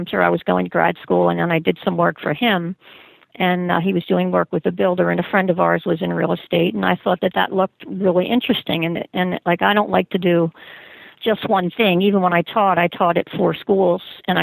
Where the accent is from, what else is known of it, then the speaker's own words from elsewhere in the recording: Philadelphia, Pennsylvania, United States; moved away as an adult; also born or lived in Berks County, Pennsylvania; I was originally from Philadelphia, Pennsylvania, and got a teaching job in Berks County, where I now work